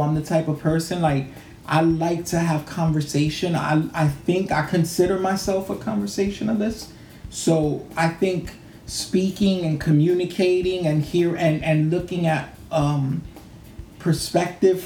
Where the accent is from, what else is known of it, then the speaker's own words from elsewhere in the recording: New York City, New York, United States; my father was like the first Dominican family to move to our neighborhood